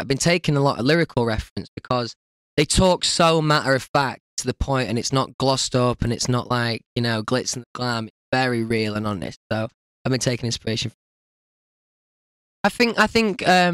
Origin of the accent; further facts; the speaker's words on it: Doncaster, Yorkshire and the Humber, United Kingdom; Doncaster, where I'm from.